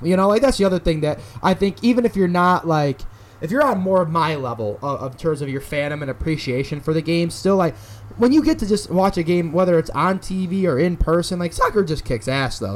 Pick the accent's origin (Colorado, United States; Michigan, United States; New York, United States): New York, United States; Syracuse; moved away; my hometown of Syracuse, New York